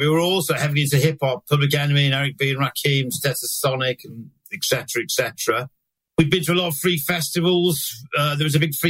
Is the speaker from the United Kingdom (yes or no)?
yes; Manchester, North West England, United Kingdom; growing up in Manchester, north of England in the 80s was just absolutely fucking lucky as anything